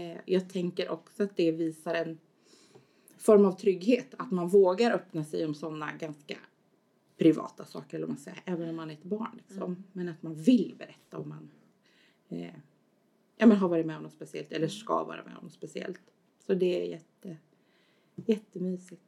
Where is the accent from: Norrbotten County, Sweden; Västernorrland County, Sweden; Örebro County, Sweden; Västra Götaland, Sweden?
Örebro County, Sweden; Askersund; now in Örebro, Sweden; Jag kommer från Askersund från början